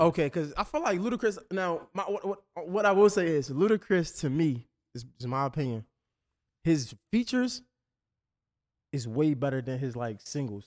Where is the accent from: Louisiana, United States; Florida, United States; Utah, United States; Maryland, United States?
Maryland, United States; Baltimore; I'm from up north, right? So I'm, I'm from Baltimore